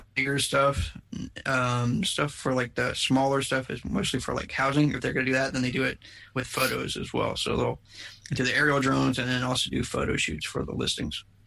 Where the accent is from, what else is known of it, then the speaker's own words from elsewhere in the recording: United States; now in Plano, United States; I grew up on the East Coast. I grew up in the Maryland, D.C., Virginia area